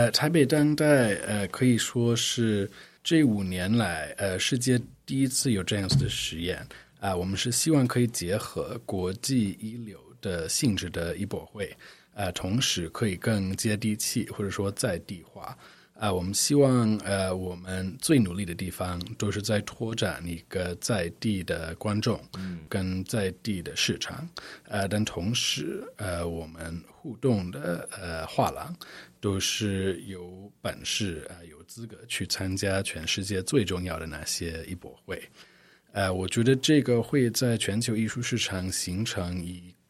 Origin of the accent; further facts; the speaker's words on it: United States; Chinese is a second language; also born or lived in Shanghai / Hong Kong; now in Taipei, Taiwan; 我是美国人